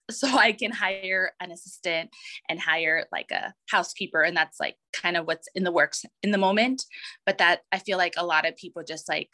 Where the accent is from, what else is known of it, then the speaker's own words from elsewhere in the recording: El Paso, Texas, United States; moved away as an adult; now in Dallas, United States; I was born and raised in El Paso, Texas